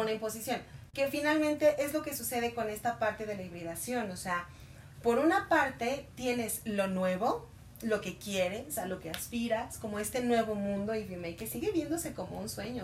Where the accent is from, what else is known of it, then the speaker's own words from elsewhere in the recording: Mexico; como nosotros como latinos mexicanos